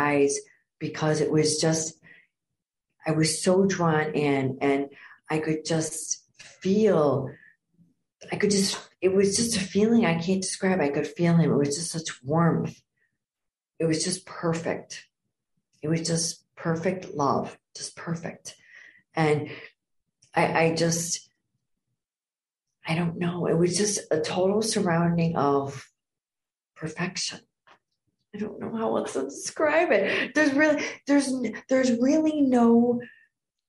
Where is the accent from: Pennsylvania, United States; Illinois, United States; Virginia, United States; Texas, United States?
Illinois, United States; Downers Grove; I was born and raised in Downers Grove